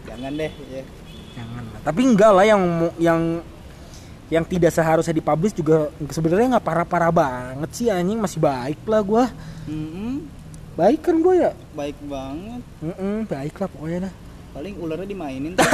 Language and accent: Indonesian; Bogor, West Java, Indonesia; kita kita emang kita orang Bogor kan lu, lu coba lu nongkrong nih di Bogor